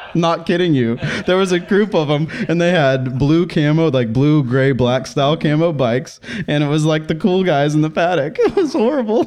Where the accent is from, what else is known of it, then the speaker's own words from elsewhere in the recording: College Station, Texas, United States; now in Portland, United States; Texas World Speedway, which is in my hometown